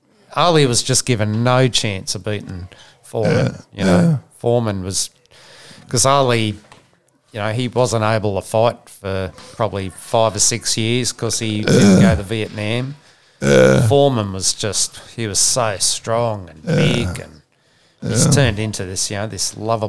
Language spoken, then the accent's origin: English; Sydney, New South Wales, Australia; born there; So I was born in Sydney in 1943, and I'm a former Australian soccer player, coach, administrator, writer and broadcaster.